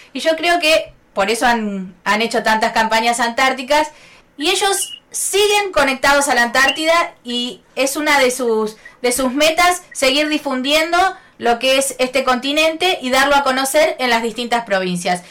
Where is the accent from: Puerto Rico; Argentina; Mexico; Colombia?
Argentina; Buenos Aires; moved away; con … somos porteños, así que tenemos nuestras tradiciones porteñas también